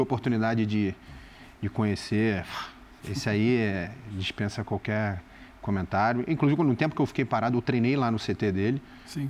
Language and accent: Portuguese; Rio de Janeiro, Brazil; moved away; eu sou nascido e criado do lado do Maracanã